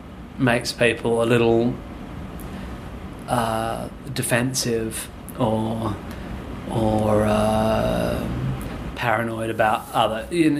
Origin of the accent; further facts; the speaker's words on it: Swanbourne, Western Australia, Australia; I grew up near Swanbourne Beach, and pretty much any day of the year you can go down to the beach